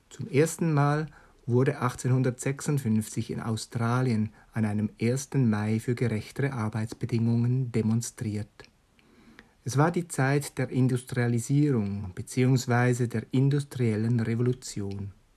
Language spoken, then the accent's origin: German; Switzerland; bei uns in der Schweiz